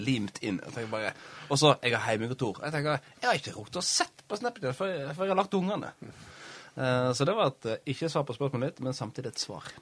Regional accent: Florø, Vestland, Norway; now in Oslo, Norway; vi er fra Florø

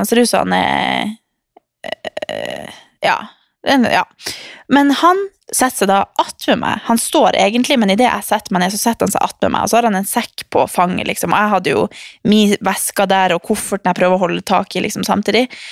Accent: Harstad, Troms, Norway; now in Oslo, Norway; så drar jeg hjem til Harstad

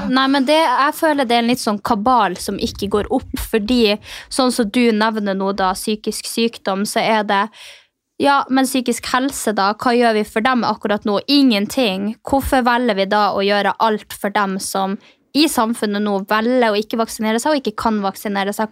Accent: Finnmark, Norway; Jeg kommer jo fra Finnmark. Stolt nordlending, sinna nordlending

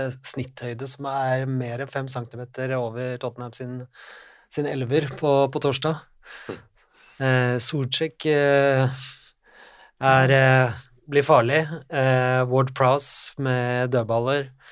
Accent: Norway; Vi som nordmenn vi er jo vokst opp

